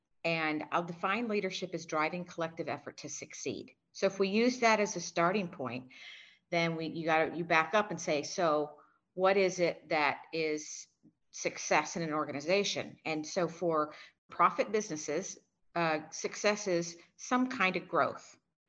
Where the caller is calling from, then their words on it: Singapore; I am in Singapore.